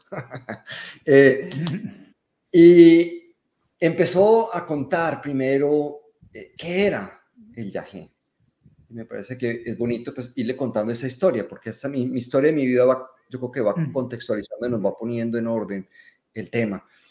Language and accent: Spanish; Colombia; accent: Colombian; yo soy colombiano, por el acento es fácil distinguir